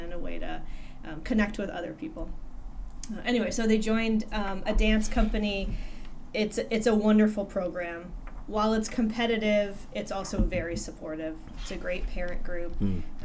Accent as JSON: {"language": "English", "region": "New Jersey", "country": "United States", "tie": "born or raised there", "moved": "yes", "lives_now": "Michigan, United States", "said": "my parents actually relocated back to Michigan, I should say, from where I grew up in New Jersey"}